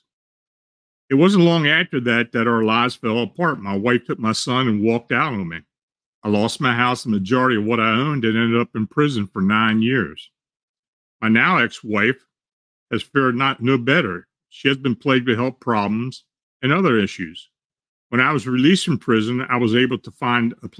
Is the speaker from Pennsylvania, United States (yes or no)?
yes; Hanover, Pennsylvania, United States; moved away; I was born and raised in Hanover, 13 miles east of Gettysburg